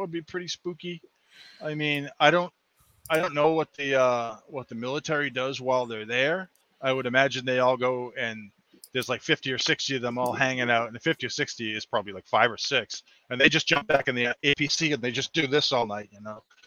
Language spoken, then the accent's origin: English; Massachusetts, United States; born and bred in Massachusetts. Um, grew up here, lived all over the world